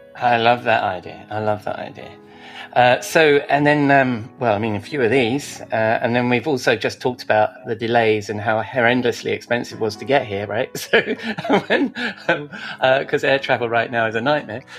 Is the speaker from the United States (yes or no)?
no; United Kingdom; we're British